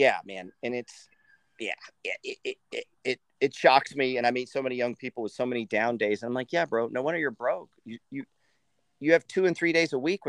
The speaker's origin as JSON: {"language": "English", "country": "United States", "said": "I'm from the New Jersey, that New York area too."}